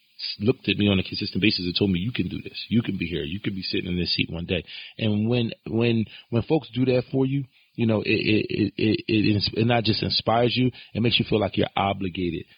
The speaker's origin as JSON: {"language": "English", "town": "Philadelphia", "region": "Pennsylvania", "country": "United States", "tie": "born or raised there", "said": "I grew up on Oak Lane"}